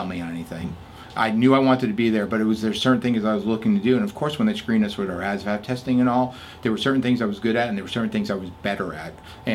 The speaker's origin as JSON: {"language": "English", "town": "New York City", "region": "New York", "country": "United States", "tie": "born or raised there", "moved": "as an adult", "lives_now": "Texas, United States", "said": "I was born and raised in Little Italy, New York City, Lower East Side. Went to high school in Staten Island"}